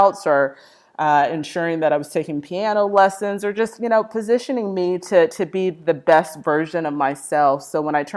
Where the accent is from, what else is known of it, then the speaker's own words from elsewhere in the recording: Austin, Texas, United States; moved away as an adult; also born or lived in Midwest; I am a Texas native, born in Austin, Texas